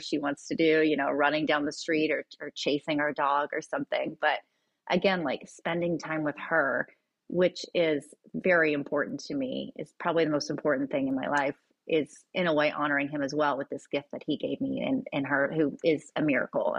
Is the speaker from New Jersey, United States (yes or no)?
no; Kingsport, Tennessee, United States; now in Nashville, United States; a place that I grew up in a small town in East Tennessee